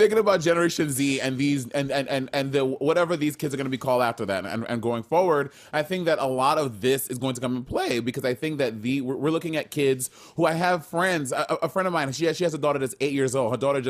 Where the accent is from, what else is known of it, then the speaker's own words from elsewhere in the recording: New York City, New York, United States; me being born in Brooklyn of West Indian American, I mean of West Indian parents, Carib parents